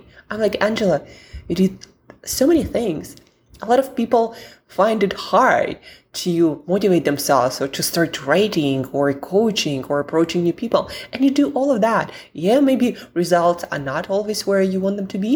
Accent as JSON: {"language": "English", "region": "Siberia", "country": "Russia", "said": "I'm from Siberia where most of the year it's pretty dark, gloomy, and the weather is abysmal."}